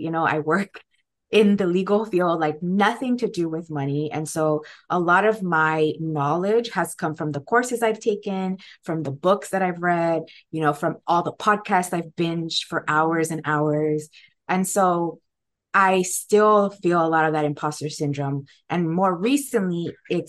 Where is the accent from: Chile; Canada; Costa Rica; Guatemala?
Guatemala; now in United States; I also wasn't born here, right? I came here from Guatemala